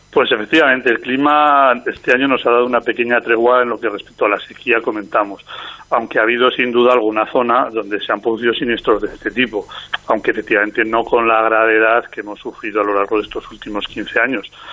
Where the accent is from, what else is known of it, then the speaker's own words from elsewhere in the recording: Castile and León, Spain; aquí en mi tierra, en Castilla y León